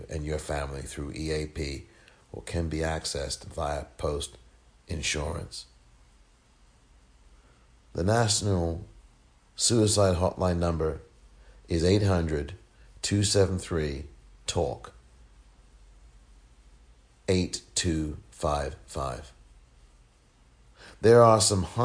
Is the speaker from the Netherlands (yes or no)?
no; England, United Kingdom; just as I am from England